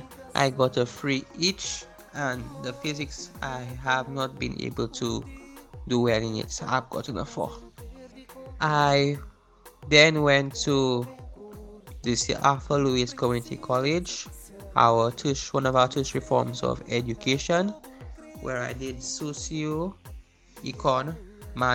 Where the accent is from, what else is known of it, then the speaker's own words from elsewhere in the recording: Castries, St. Lucia; I am from Castries, St. Lucia.